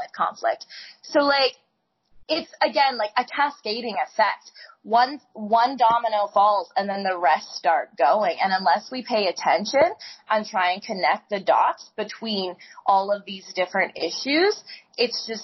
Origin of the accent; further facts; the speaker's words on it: Canada; moved away; I grew up in Canada